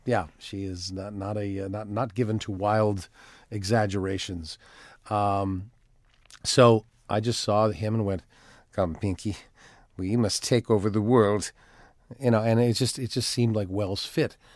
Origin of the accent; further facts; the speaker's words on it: Timmins, Ontario, Canada; moved away; also born or lived in Toronto; I am originally from Toronto, although I, yes, I was I was raised in a little town called Timmins, Ontario